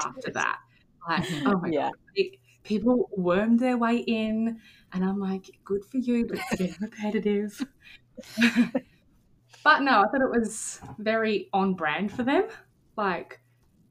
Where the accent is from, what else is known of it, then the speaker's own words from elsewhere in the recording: Australia; being an Australian